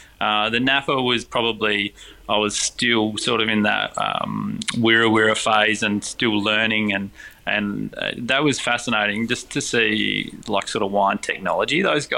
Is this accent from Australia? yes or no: yes; McLaren Vale, South Australia, Australia; And then I guess growing up in McLaren Vale, you do realise that there's vineyards around you